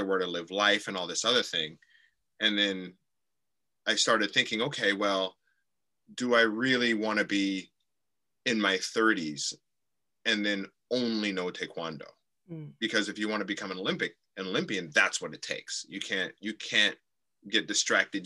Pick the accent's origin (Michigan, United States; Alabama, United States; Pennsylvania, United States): Michigan, United States; Okemos; born or raised there; also born or lived in Detroit, Michigan / Lansing, Michigan / Tokyo, Japan; now in Japan